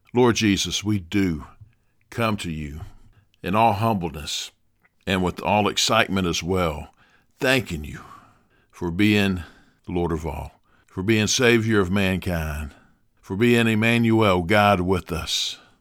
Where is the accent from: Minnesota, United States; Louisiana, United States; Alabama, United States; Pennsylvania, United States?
Alabama, United States; Dothan; my hometown here in Dothan, Alabama